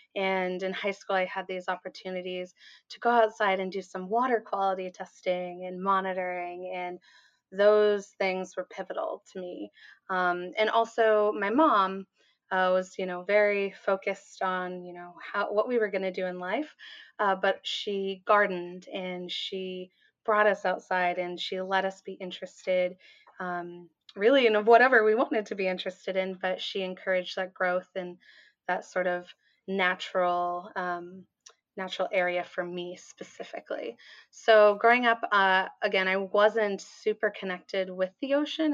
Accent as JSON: {"language": "English", "town": "Portland", "region": "Oregon", "country": "United States", "tie": "born or raised there", "also_born_or_lived": "California", "said": "I grew up in the Portland metro area"}